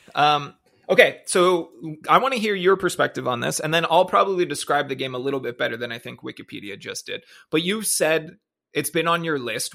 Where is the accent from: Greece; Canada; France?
Canada; moved away as an adult; happy that I was from Canada, proud to be Canadian